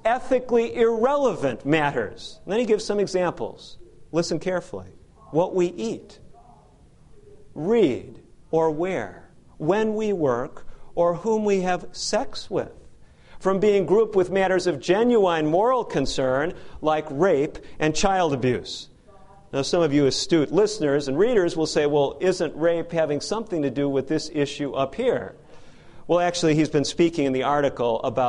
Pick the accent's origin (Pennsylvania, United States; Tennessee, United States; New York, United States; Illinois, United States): Illinois, United States; Chicago; Chicago, Illinois, my hometown.